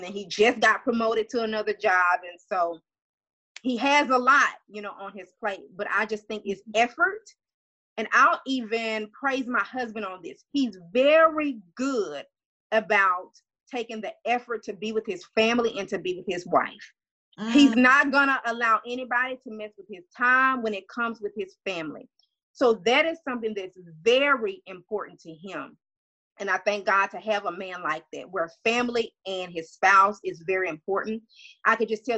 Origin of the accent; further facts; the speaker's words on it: Louisiana, United States; I'm from Louisiana